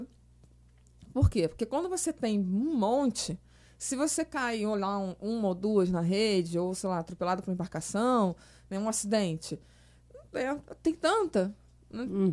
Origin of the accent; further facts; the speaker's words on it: Petrópolis, Rio de Janeiro, Brazil; moved away as an adult; also born or lived in Niterói; Eu sou de Petrópolis, né? Eu sou da Serra